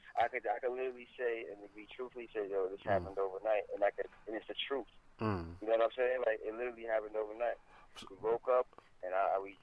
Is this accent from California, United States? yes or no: no; New York City, New York, United States; I'm from Highbridge